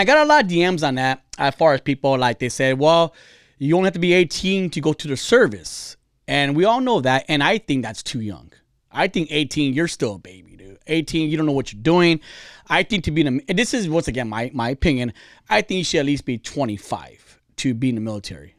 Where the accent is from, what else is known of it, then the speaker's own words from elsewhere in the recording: California, United States; I'm Californian